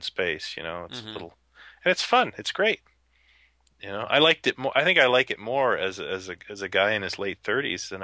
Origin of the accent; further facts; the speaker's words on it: Ontario, Canada; I grew up in the, in Ontario